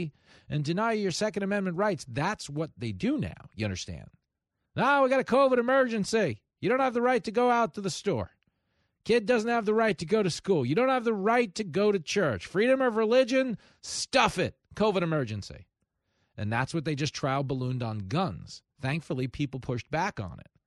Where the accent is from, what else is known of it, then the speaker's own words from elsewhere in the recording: Levittown, New York, United States; when I was a little kid, growing up in Levittown, New York, Strong Island